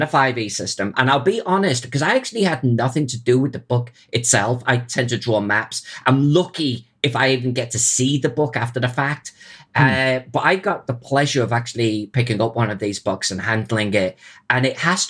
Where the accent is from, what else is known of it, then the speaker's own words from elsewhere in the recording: Chester, North West England, United Kingdom; my hometown of Chester